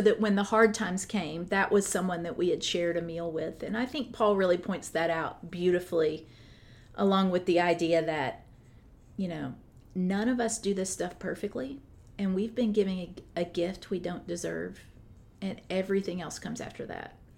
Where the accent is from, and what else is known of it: United States